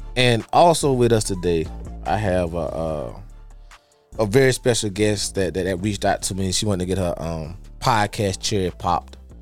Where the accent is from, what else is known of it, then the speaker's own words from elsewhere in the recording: Dawson, United States; where we from in Dawson